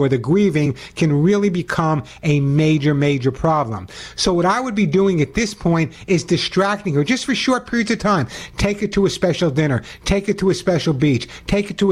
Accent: Long Island, New York, United States; moved away; I love New York. It's my hometown. Actually, I grew up on Long Island.

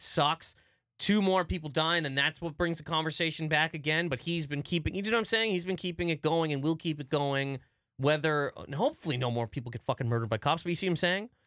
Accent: New Brunswick, Canada; moved away; I grew up in New Brunswick a little bit

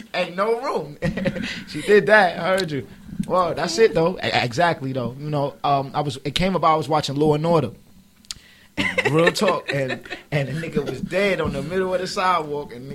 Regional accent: New York City, New York, United States; moved away; growing up in Harlem, like, it's like, if you look at the way it's set up out here, it's houses

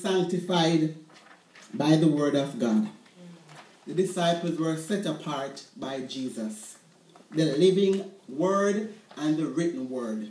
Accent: Jamaica; Growing up in Jamaica, we raised chickens in our backyards

